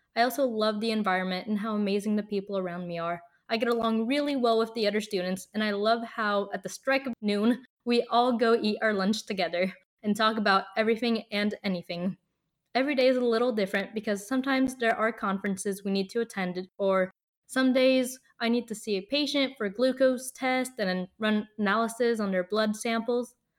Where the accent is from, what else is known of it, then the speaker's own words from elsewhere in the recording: Colorado, United States; moved away as an adult; now in Montreal, Canada; I grew up in Colorado and went to the University of Colorado Boulder